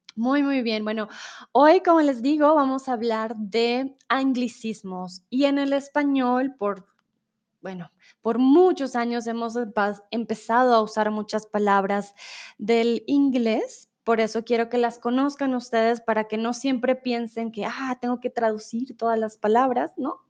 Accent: Colombia; soy de Colombia

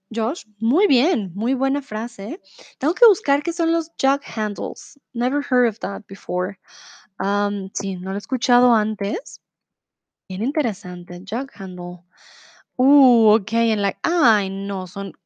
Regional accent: Bogotá, Colombia; first language Spanish; moved away as an adult; also born or lived in Mexico; now in Germany; yo también tengo problemas de respiración y eso que viví toda mi vida en Bogotá, yo, pues yo soy de Bogotá

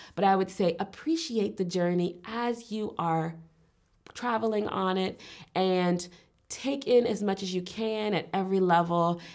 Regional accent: Richmond, Virginia, United States; moved away as an adult; also born or lived in Alabama; now in Berlin, Germany; I was born and raised in the United States, um, particularly Richmond, Virginia, which is on the East Coast

